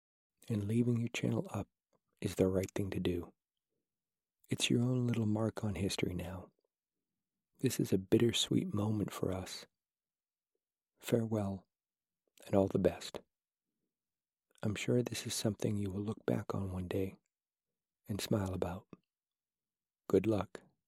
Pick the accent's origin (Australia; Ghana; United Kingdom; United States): United Kingdom; Nottingham, East Midlands; accent: Nottinghamshire; Yes, I am from Nottingham. I actually really dislike my Nottinghamshire accent, as I think I sound a bit chavvy.